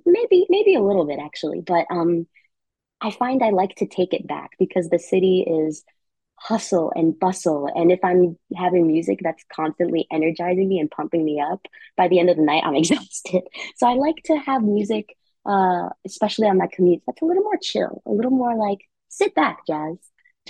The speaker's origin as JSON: {"language": "English", "country": "Philippines", "said": "And as a Filipino person, working with Leia Salonga in this show"}